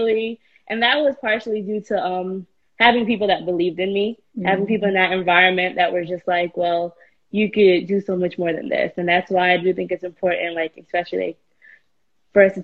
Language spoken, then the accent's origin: English; New York City, New York, United States; at 16, when growing up in New York City, when I didn't have opportunities